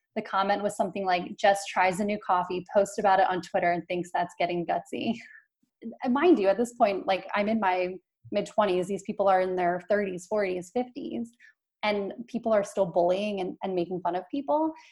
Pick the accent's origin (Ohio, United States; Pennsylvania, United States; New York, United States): Pennsylvania, United States; Philadelphia; I'm from Philadelphia